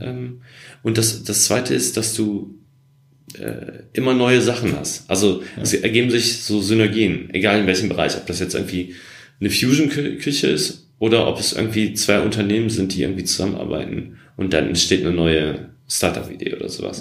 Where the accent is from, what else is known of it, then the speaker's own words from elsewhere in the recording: Essen, North Rhine-Westphalia, Germany; moved away as an adult; now in Berlin, Germany; Ich bin im Ruhrgebiet groß geworden, in Essen